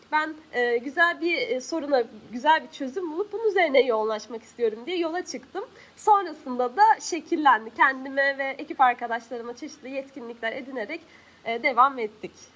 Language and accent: Turkish; Hatay, Turkey; Hataylıyım. Ben Hatay'da sürekli olarak böyle özellikle yaz mevsiminde hem sıcak hem de sık sık su kesintileri